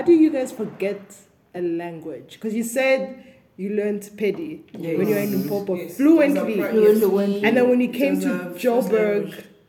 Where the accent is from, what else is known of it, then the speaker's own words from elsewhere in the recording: Botswana; moved away; I grew up in Botswana and, like, I was probably the only Congolese person